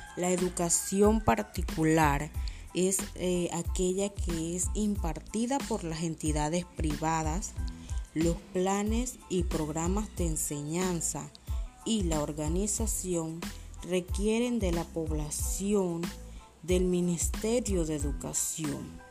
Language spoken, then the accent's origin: Spanish; Panama; como panameños